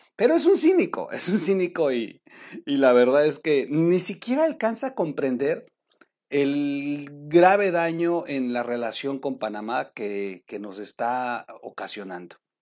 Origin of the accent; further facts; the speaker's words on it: Mexico; como mexicano